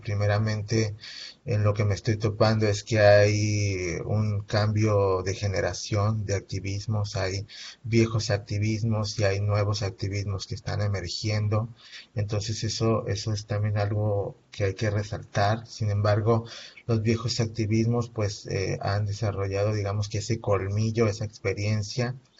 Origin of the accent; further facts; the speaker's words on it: Veracruz, Mexico; now in Ciudad Juárez, Mexico; yo soy originario de Veracruz